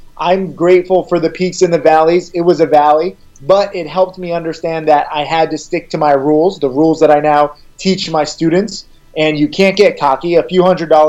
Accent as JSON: {"language": "English", "town": "Orange", "region": "Connecticut", "country": "United States", "tie": "born or raised there", "said": "I grew up middle class in Orange, Connecticut, a small town."}